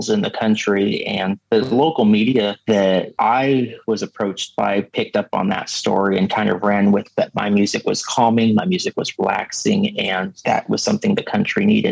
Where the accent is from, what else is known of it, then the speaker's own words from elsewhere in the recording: Seattle, Washington, United States; I'm from Seattle, so I live way down the west coast of the United States